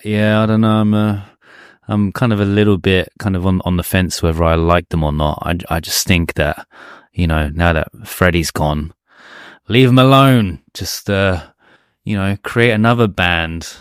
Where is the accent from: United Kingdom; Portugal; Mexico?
United Kingdom; England; now in Japan; our home, my home country, England